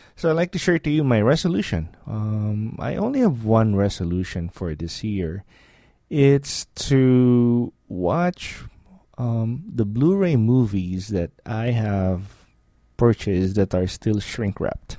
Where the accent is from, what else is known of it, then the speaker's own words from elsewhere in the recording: Philippines; moved away as an adult; now in Cleveland, United States; I grew up in the Philippines